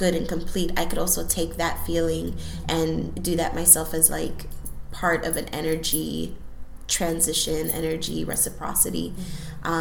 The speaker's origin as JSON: {"language": "English", "town": "Chicago", "region": "Illinois", "country": "United States", "tie": "born or raised there", "also_born_or_lived": "Houston, Texas", "said": "second generation Boricua, born and raised in Chicago."}